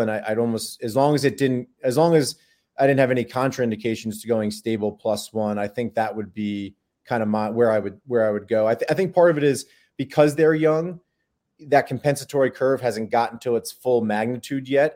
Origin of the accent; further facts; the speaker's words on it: Long Island, New York, United States; moved away as an adult; also born or lived in Baltimore, Maryland / San Diego, California; now in Durham, United States; I grew up in New York, uh, in Long Island, in the suburbs of New York City.